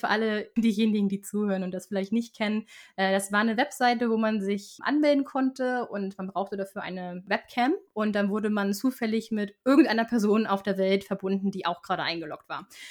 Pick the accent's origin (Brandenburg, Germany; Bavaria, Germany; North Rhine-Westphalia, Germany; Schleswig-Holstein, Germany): Schleswig-Holstein, Germany; Flensburg; accent: Nordlicht (northern German); moved away as an adult; also born or lived in Ottawa, Canada / Berlin, Germany / Stockholm, Sweden; now in Sweden; Äh, ich komme nämlich aus Flensburg